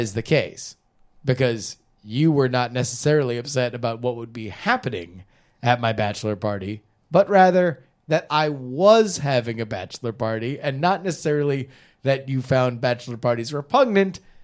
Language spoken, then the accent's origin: English; South Florida, United States; moved away; growing up in South Florida